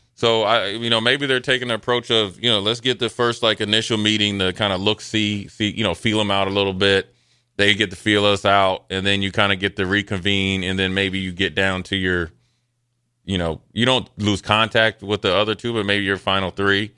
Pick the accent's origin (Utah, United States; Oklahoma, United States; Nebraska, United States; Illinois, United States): Nebraska, United States; I was from Nebraska